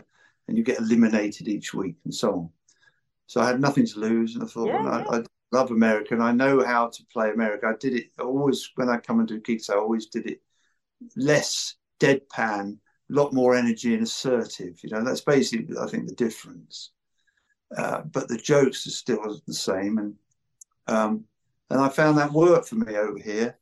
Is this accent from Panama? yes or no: no; United Kingdom; accent: British; now in Los Angeles, United States